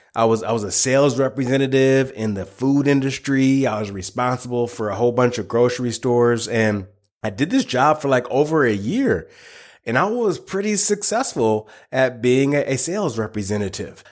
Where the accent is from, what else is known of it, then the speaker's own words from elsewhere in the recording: United States; I, I, live in the United States, born and raised in the United States